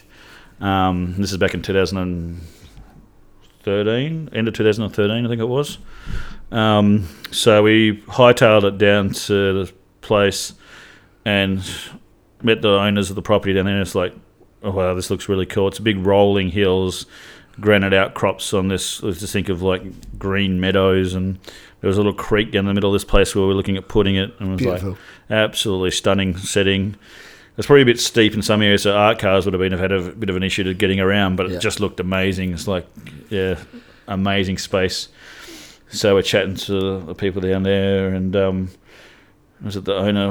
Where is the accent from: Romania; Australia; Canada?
Australia; Pilbara, Western Australia; I grew up north in the Pilbara.